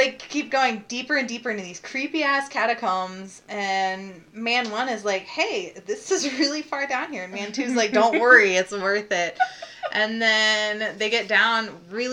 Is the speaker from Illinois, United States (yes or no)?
yes; Plymouth, Illinois, United States; my hometown of Plymouth, Illinois, which is 600 people